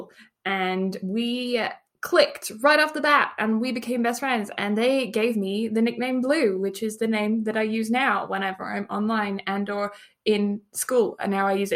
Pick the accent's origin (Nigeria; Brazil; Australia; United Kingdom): United Kingdom; England; now in Canada; I am English Canadian person, born in England, now live in Canada